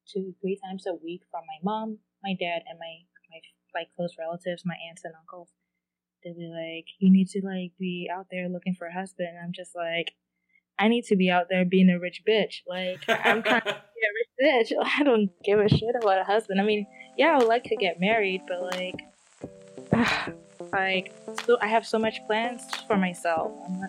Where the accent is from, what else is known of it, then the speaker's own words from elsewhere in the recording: Ghana; but it's more towards my culture, since I'm Ghanaian.